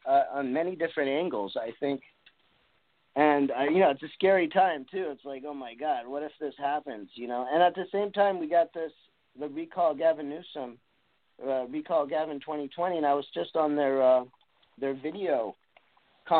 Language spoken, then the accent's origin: English; East Coast, United States; I'm from the East Coast